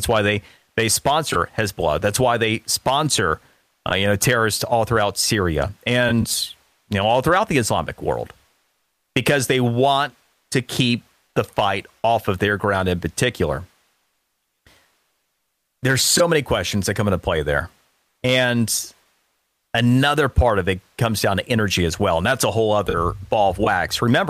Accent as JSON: {"language": "English", "region": "Florida", "country": "United States", "tie": "born or raised there", "said": "one of the things to take a look at, my home state of Florida, You don't hear about this kind of nonsense ever in Miami, do you?"}